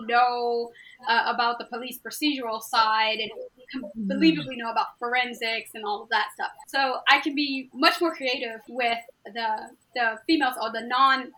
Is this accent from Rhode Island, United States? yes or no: no; Maryland, United States; I grew up in Maryland where the Lyon sisters were